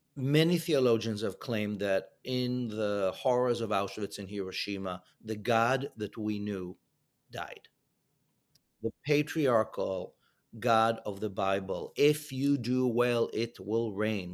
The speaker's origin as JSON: {"language": "English", "country": "Israel", "moved": "yes", "said": "my home country of Israel"}